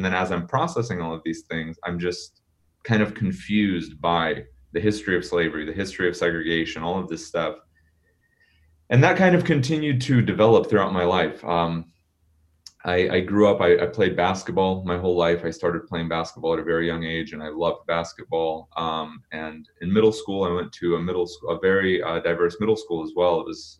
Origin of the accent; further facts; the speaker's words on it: Portland, Oregon, United States; And when we immigrated, we moved to Portland, and I grew up in Portland. So 7 year old, first grader, hopping into school, and we moved to part of Portland, Northeast Portland